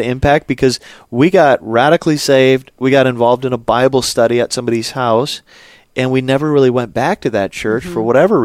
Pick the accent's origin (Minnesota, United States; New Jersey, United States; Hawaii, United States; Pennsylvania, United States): Minnesota, United States; Alexandria; I grew up in a good Lutheran church in central Minnesota